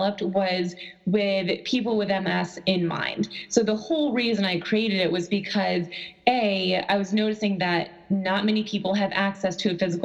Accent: Buffalo, New York, United States; I am actually from Buffalo, New York

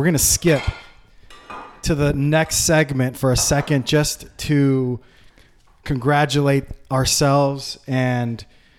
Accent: Los Angeles, California, United States; now in Agoura Hills, United States; So I'm from the Valley. Born and raised in Van Nuys.

